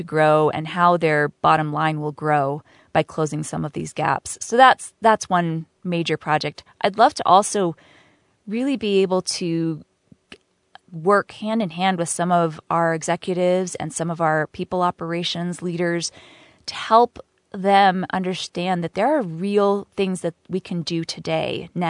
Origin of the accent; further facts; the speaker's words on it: New York City, New York, United States; I was raised in New York City.